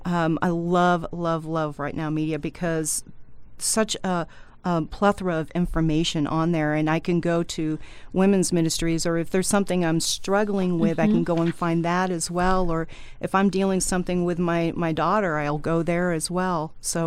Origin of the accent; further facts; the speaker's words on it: United States; born there; So thankfully, I was born in the United States.